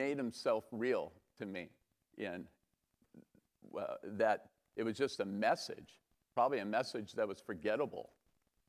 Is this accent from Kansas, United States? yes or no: no; Los Altos, California, United States; I was born and raised in Los Altos, over by Loyola Corners